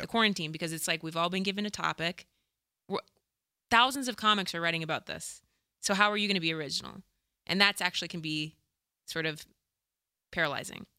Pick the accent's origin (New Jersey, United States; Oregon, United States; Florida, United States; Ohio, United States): Ohio, United States; Dayton; moved away as an adult; also born or lived in Chicago; I'm from Dayton